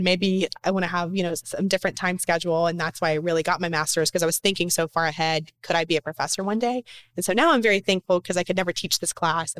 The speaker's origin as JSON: {"language": "English", "region": "the South", "country": "United States", "accent": "Southern", "said": "I still want to have that Southern charm in a sense, but yeah, I did, because to be on TV or to be a broadcaster or whatever, I knew I had to like lessen the Southern in my voice."}